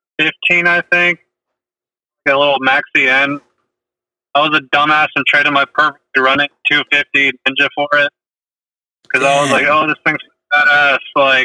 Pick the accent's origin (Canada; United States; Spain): United States; Charlotte, North Carolina; now in Nashville, United States; I'm …. I was raised in Charlotte, but I just moved here to Nashville, like, last month, literally.